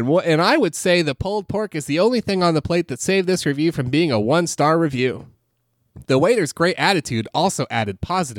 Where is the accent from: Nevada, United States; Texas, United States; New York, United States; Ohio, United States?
Texas, United States; Austin; But I'm from Austin, Texas.